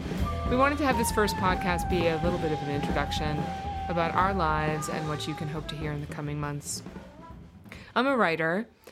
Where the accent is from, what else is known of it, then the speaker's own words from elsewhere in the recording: Colorado, United States; Yeah, I mean, I came from Colorado, and I used to remember just taking like 2-3 hour hikes and then coming home and writing on the weekends after my job all week